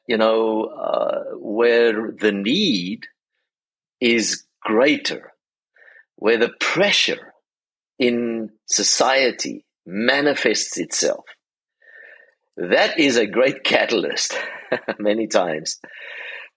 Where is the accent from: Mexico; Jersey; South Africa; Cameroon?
South Africa; now in Charlotte, United States; being a South African